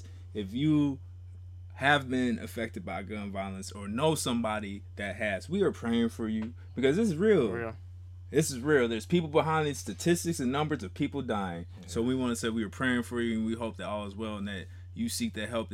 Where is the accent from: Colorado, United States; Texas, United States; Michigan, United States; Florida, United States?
Colorado, United States; Littleton; I'm from Littleton, Colorado.